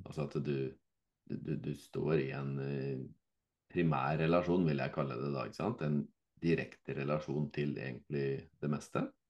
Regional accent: Fredrikstad, Viken, Norway; så er jo jeg fra Fredrikstad

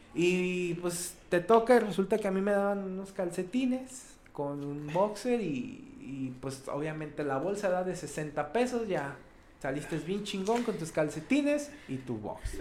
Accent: León, Guanajuato, Mexico; accent: cantadito; Aquí en León dicen, que hablamos cantadito

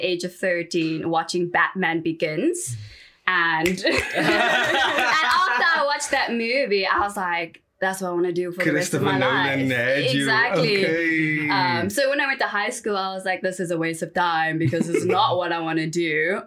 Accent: Johannesburg, Gauteng, South Africa; So I grew up in Johannesburg around the Four Ways area.

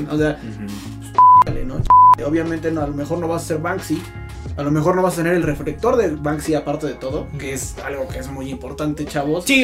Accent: Mexico; tú como persona que sí naciste en México, que en México existen estas y estas condiciones, puedes ser un artista.

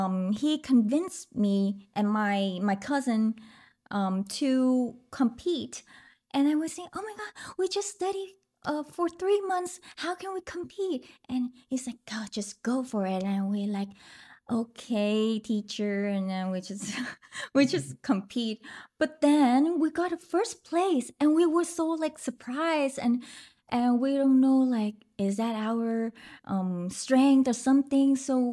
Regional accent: Ho Chi Minh City, Vietnam; English is a second language; I was born in Saigon and growing up there too.

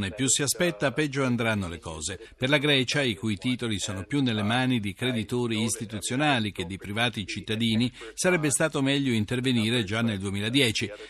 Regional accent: United States; Italian is a second language; il mio paese con Trump ne sa qualcosa.

